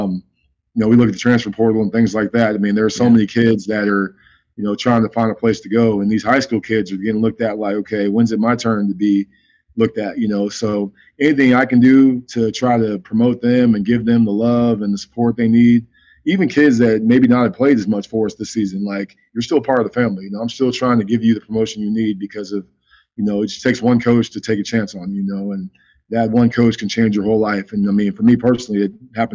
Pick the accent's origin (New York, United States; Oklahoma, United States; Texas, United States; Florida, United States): Texas, United States; Dallas; also born or lived in Branson, Missouri; I'm from Dallas